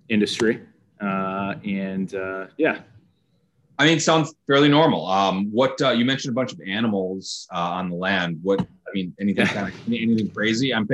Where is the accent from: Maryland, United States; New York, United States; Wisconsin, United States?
Wisconsin, United States; Madison; moved away; born and raised in Madison, Wisconsin.